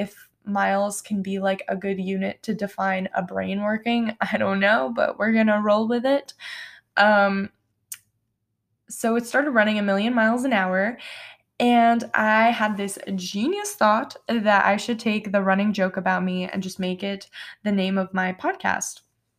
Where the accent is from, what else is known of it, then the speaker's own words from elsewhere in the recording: New York, United States; Yes, I'm from New York, and no, I don't have a New York accent.